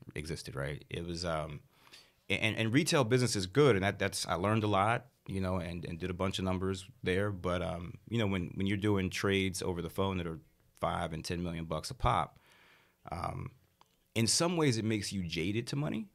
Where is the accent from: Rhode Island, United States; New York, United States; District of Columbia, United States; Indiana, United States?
District of Columbia, United States; Washington; also born or lived in Houston, Texas; I'm from D C originally